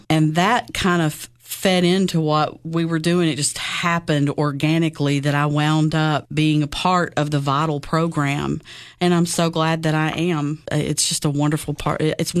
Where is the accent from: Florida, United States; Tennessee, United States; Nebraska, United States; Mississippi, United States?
Tennessee, United States; Baxter; I grew up in Baxter, Tennessee. I graduated from Upperman High School.